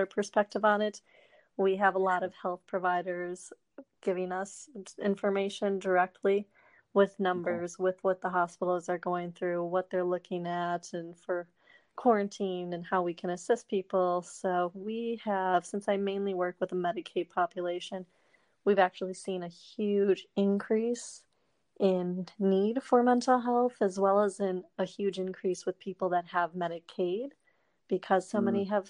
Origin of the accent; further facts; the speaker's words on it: outside of Milwaukee, Wisconsin, United States; I grew up in Wisconsin